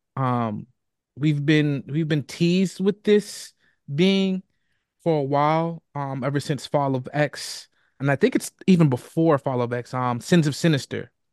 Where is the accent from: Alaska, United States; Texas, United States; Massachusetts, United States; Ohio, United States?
Massachusetts, United States; Boston; I was born and raised in Boston